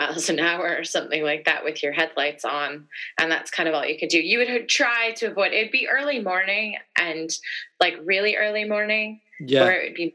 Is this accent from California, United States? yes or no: yes; Central Valley, California, United States; now in London, United Kingdom; Certain parts of California, where I grew up in the Central Valley